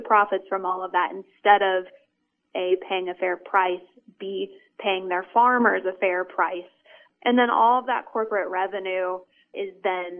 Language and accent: English; Iowa, United States; I grew up in Iowa surrounded by cornfields